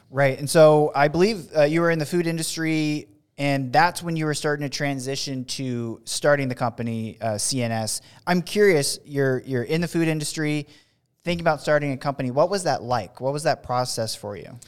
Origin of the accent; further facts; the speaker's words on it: West Coast, United States; I'm from the West Coast